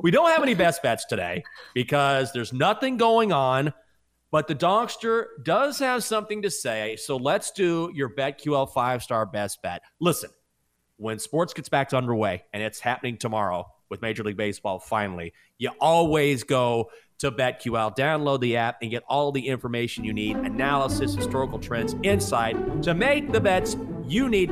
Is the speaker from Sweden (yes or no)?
no; Breckenridge, Texas, United States; moved away; my hometown, Breckenridge, Texas